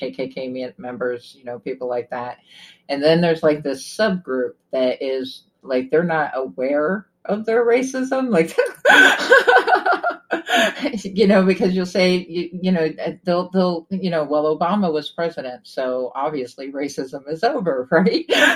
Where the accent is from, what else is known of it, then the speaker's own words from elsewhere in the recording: Trenton, New Jersey, United States; I was born in Trenton, New Jersey, so I grew up in the inner city